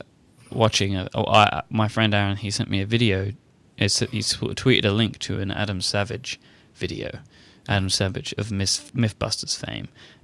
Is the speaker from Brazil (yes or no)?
no; United Kingdom